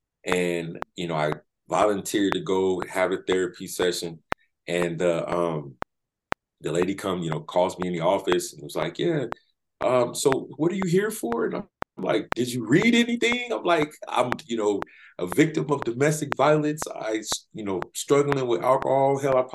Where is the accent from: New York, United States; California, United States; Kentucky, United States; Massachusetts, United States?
California, United States; San Diego; also born or lived in Florida; I was born in Florida, but raised in San Diego, California.